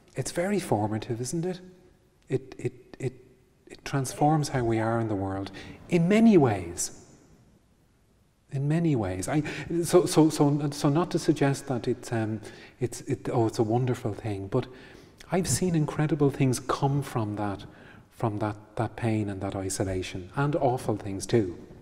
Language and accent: English; Ireland; growing up in Ireland in, in, eh, as a teenager